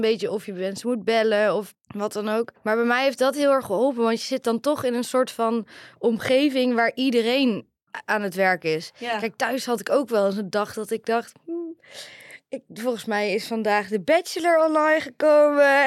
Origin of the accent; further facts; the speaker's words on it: Oirschot, North Brabant, Netherlands; now in 's-Hertogenbosch, Netherlands; Ik kom uit Oorschot, woon in Den Bosch.